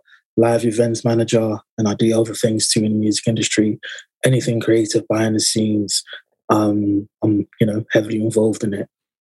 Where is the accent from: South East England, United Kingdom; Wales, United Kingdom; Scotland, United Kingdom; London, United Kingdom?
London, United Kingdom; also born or lived in French Congolese origin (Congo); I'm from South London, Colliswood, SW19, which is basically Wimbledon, and that's very, very close to Tooting, just down the road. I'm originally French Congolese, and I've been in the UK